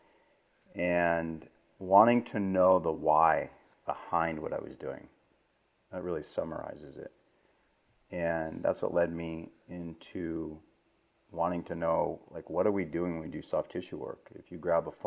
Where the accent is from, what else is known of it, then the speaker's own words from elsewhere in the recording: East Coast, United States; moved away as an adult; now in West Coast, United States; I grew up on the East Coast, even though now I live on the West Coast